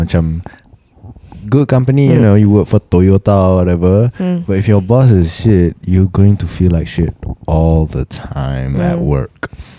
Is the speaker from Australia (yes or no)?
no; Pakistan; also born or lived in Kuala Lumpur; now in Saudi Arabia; I'm a Pakistani listening to your podcast in Saudi Arabia.